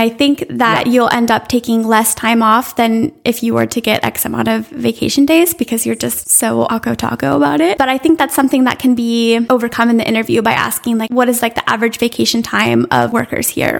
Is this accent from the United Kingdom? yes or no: no; United States; as an American